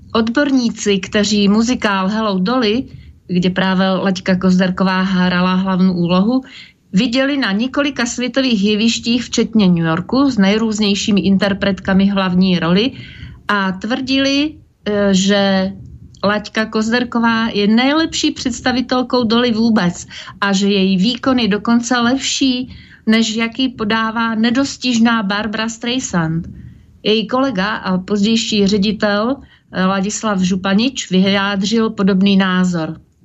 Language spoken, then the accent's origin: Slovak; Slovakia; now in Prague, Czech Republic; v mojom rodnom meste